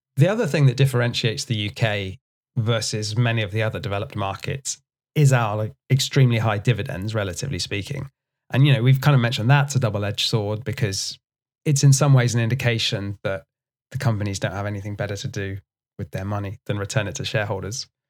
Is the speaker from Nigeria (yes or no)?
no; United Kingdom; as a British person